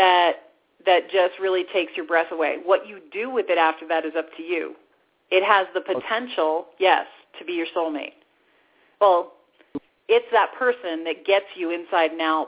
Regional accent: the Bible Belt, United States; I grew up in the Bible Belt

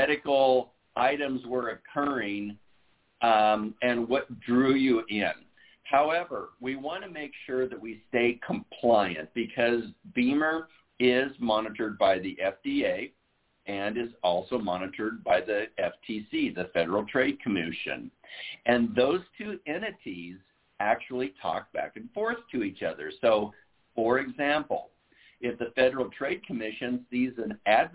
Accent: Iowa, United States; now in Southern California, United States; I was born and raised in Iowa

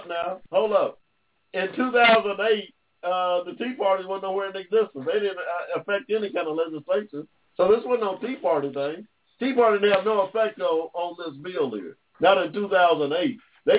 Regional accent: Georgia, United States; I was born here in Georgia, Mr. Pieke, in 1945.

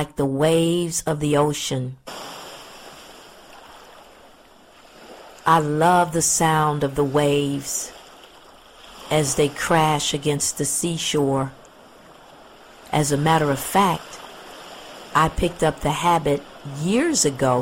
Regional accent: Pensacola, Florida, United States; I'm a native Floridian and I grew up in Pensacola, Florida, which is a beach town

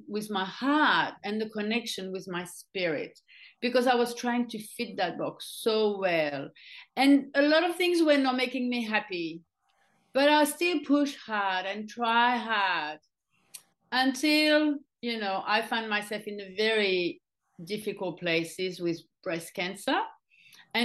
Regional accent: France; moved away as an adult; now in Australia; as I grew up in France

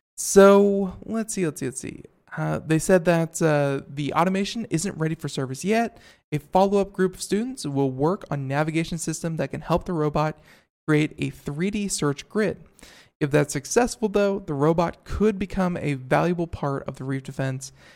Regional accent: Florida, United States; moved away; I'm from Florida, you know, uh, for 20 some odd years, lived in Florida

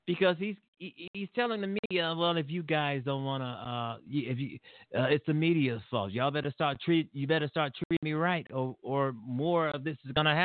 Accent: Illinois, United States; Donald Trump was in Illinois, my hometown, Illinois, a couple of weeks ago, and we didn't want him here.

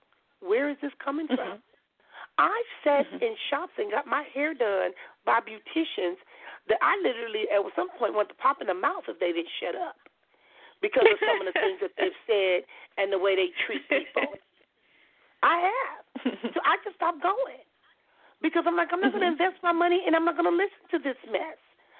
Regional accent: Compton, California, United States; I tell them I'm … I was when I was growing up in Compton.

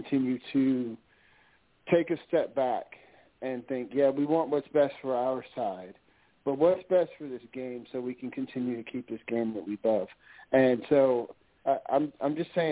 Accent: the South, United States; growing up in the South

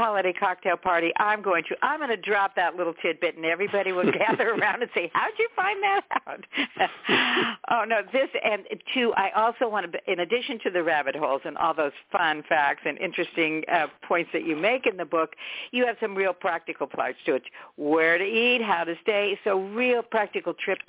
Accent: San Francisco, California, United States; Because I'm just going to say something again about San Francisco, my hometown, but I didn't know this.

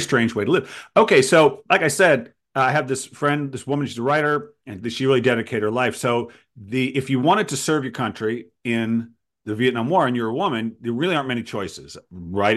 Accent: Providence, Rhode Island, United States; I grew up in Providence

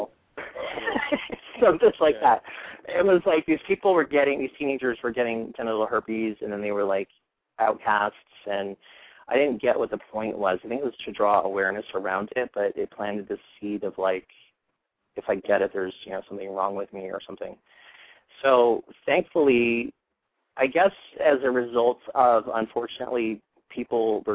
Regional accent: Iowa, United States; also born or lived in Philadelphia suburbs; now in Philadelphia, United States; I moved to the suburbs from Iowa originally. That's where I grew up.

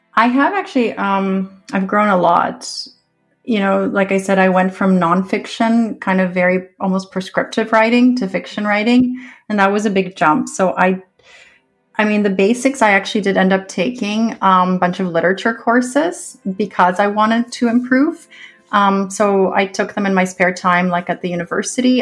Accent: Canada; I am a Canadian author.

